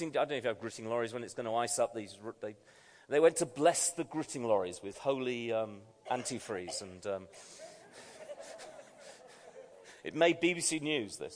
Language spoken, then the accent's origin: English; United Kingdom; I'm a Brit